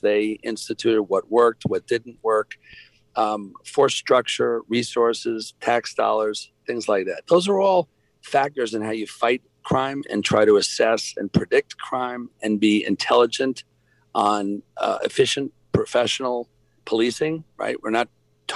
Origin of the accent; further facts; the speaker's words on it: New York, United States; now in Atlanta, United States; I'm from New York